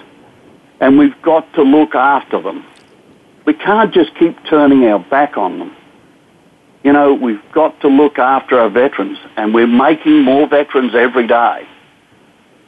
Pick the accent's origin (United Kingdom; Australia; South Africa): Australia; moved away as an adult; now in United States; I'm an Australian veteran.